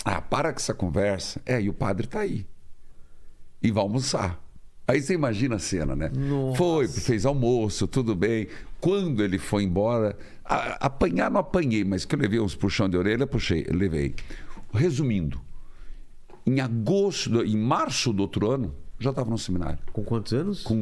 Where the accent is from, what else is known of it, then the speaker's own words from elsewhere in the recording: Paraíso do Norte, Paraná, Brazil; moved away; also born or lived in Curitiba; Em Paraíso do Norte, uma cidade. Eu falo que eu vim do paraíso